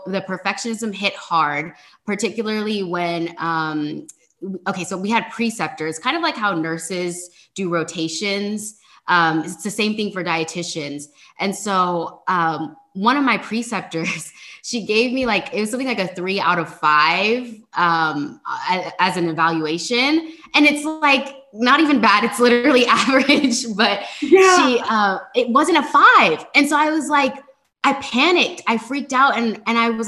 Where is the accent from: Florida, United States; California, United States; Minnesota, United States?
California, United States; I'm from California